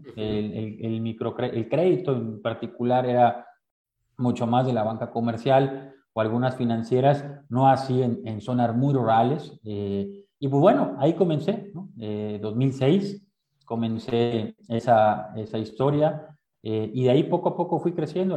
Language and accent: Spanish; Veracruz, Mexico; moved away as an adult; Yo soy de Veracruz